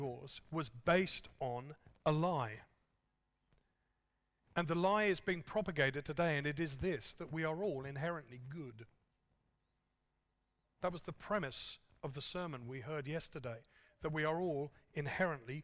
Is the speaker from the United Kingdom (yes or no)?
yes; England, United Kingdom; moved away; I'm an Englishman